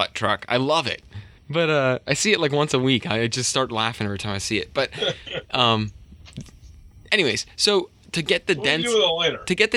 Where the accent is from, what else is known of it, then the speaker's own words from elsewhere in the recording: United States; I'm not very confident in anything but English because I'm lazy American